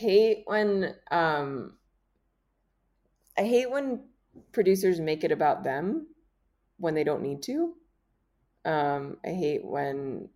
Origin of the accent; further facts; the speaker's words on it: Miami, Florida, United States; I'm from Miami, Florida.